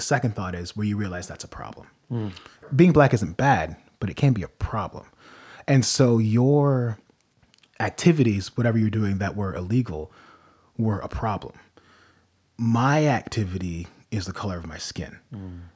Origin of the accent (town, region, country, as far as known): United States